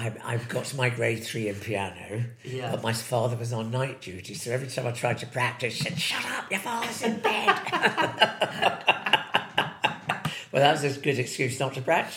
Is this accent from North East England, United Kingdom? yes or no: yes; Hartlepool, North East England, United Kingdom; born or raised there; also born or lived in Plymouth